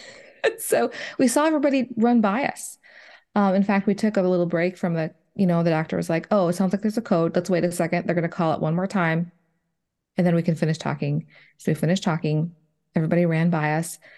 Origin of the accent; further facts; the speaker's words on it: Minnesota, United States; moved away as an adult; now in Nashville area, Tennessee, United States; I grew up in Minnesota. I was there, uh, you know, for the first thirty some years of my life